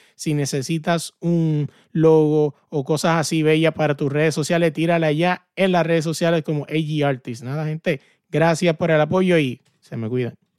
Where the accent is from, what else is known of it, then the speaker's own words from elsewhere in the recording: Puerto Rico; yo que soy de Puerto Rico